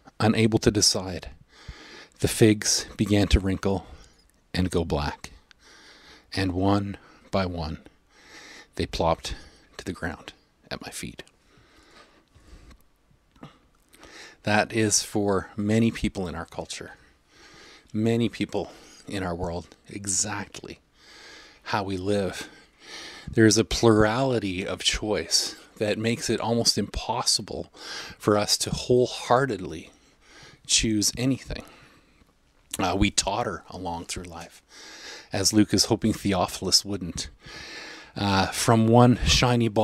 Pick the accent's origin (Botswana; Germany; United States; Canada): Canada; I'm a Canadian